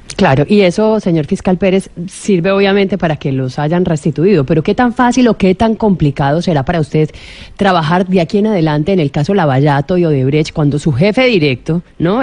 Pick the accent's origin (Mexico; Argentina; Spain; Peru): Peru